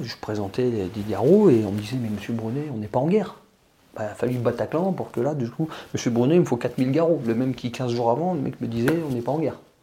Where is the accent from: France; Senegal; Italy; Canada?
France; on est français